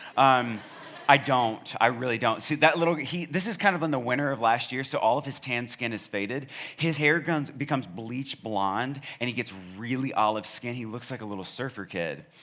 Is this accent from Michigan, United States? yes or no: no; Charlottesville, Virginia, United States; now in Snellville, United States; I'm from Charlottesville